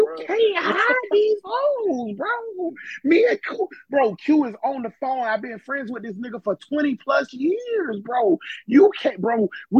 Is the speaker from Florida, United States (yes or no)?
yes; Jacksonville, Florida, United States; You telling me this bitch was living in Jacksonville while we was growing up in Jacksonville?